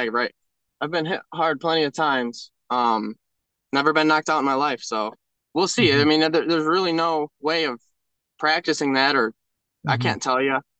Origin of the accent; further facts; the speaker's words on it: Greenwood, New York, United States; I'm from Greenwood, New York